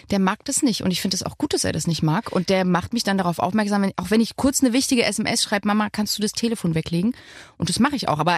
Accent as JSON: {"language": "German", "region": "Thuringia", "country": "Germany", "accent": "Thuringian", "said": "Also erstens mein Dialekt, Thüringisch, war ganz schlimm."}